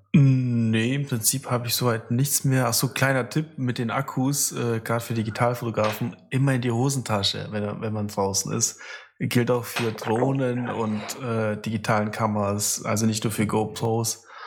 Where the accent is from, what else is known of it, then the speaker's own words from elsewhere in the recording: Russia; moved away; ich bin ja in Russland geboren